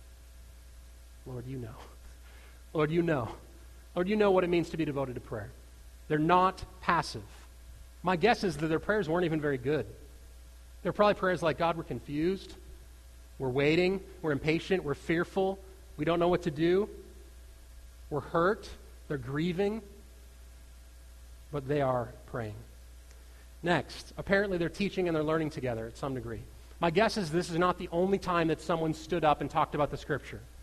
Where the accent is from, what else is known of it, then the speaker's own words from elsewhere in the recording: United States; I grew up right on the Minnesota border